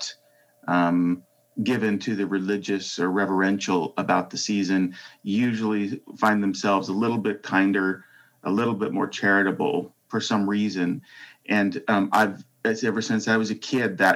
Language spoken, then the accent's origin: English; Salt Lake City, Utah, United States; moved away as an adult; now in Seattle, United States; I grew up in Salt Lake City, Utah.